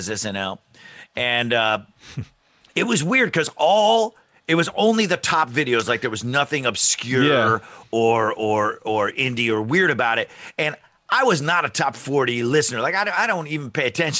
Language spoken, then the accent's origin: English; East Syracuse, New York, United States; he and I, we grew up in East Syracuse, New York